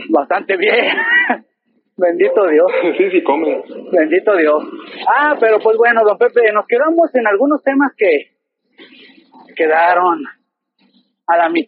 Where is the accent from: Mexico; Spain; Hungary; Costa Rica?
Mexico; Guadalajara metropolitan area, Jalisco; Pero nosotros estamos pegados en Guadalajara. Nosotros somos, ya somos colonia de la zona metropolitana de Guadalajara. Ya somos